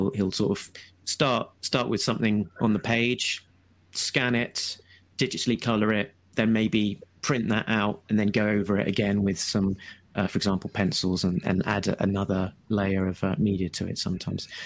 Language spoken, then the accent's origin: English; Brighton, South East England, United Kingdom; In Brighton, my hometown